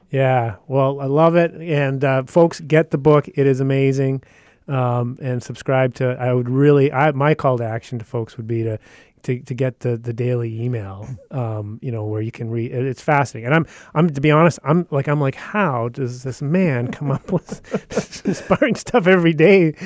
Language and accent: English; Yukon, Canada; I've originally grew up in the Yukon